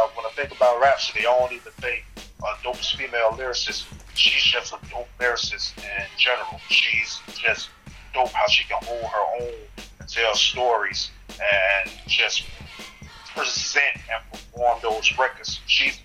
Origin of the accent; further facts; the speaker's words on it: the South, United States; moved away as an adult; also born or lived in Birmingham, Alabama / Atlanta, Georgia / Orlando, Florida; now in United Kingdom; I'm from the South